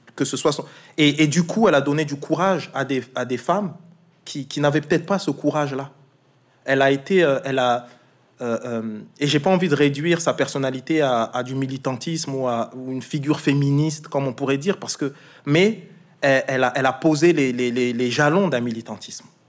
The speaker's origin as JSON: {"language": "French", "area": "Alsace", "region": "Grand Est", "country": "France", "said": "Moi je suis alsacien"}